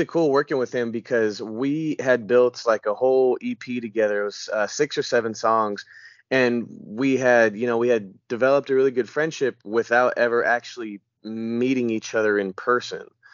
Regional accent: Denver, Colorado, United States; now in Franklin, United States; I live in Franklin, Tennessee right now, but I am actually originally from Denver, Colorado. I was born and raised there.

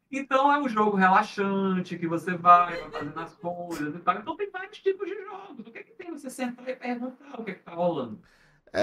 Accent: interior of Bahia, Brazil; eu sou do interior da Bahia

